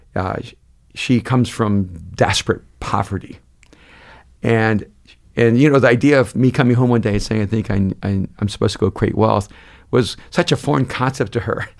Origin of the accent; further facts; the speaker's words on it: El Salvador; now in United States; I'm an immigrant from El Salvador.